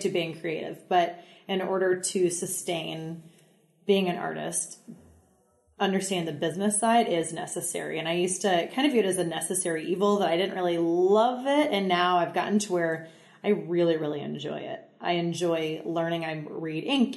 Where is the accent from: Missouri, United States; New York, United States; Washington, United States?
Missouri, United States; Central; born and raised in Central Missouri on a farm